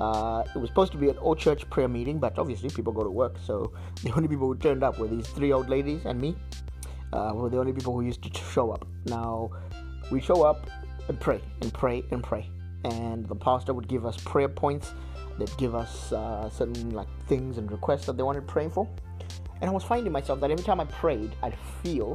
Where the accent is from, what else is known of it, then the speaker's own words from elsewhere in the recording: Zimbabwe; moved away; I come from Zimbabwe, and I got saved in a high school scripture union organization